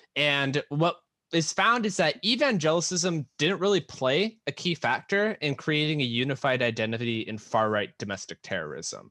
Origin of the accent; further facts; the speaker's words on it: United States; being an American